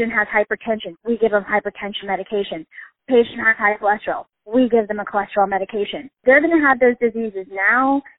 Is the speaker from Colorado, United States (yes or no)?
yes; Colorado, United States; I am originally from Colorado